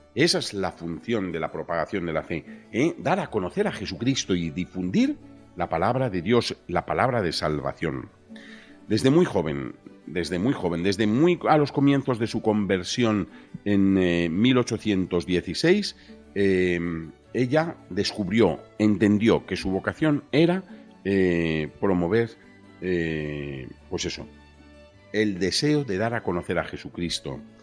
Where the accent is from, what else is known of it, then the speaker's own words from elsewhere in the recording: Spain; nosotros somos de España